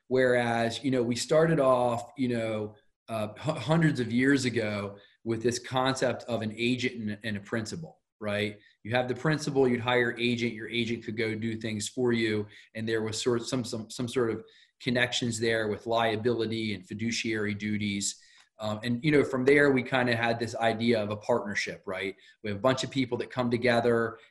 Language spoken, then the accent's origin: English; Wilmington, Delaware, United States; I'm from Wilmington, Delaware